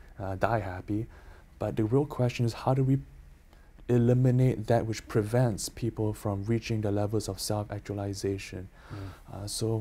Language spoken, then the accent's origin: English; Canada; I'm Canadian